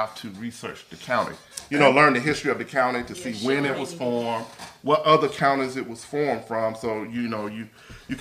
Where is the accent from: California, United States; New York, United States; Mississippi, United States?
Mississippi, United States; I'm from Mississippi, as you probably can tell with my accent that I'm proud of.